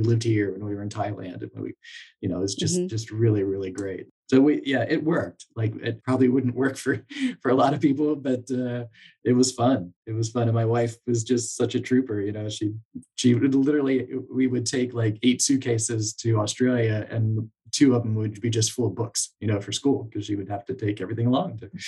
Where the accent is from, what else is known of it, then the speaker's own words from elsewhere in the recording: Lancaster, Pennsylvania, United States; moved away; I grew up in Lancaster, Pennsylvania, and my wife grew up in York, so right across the river.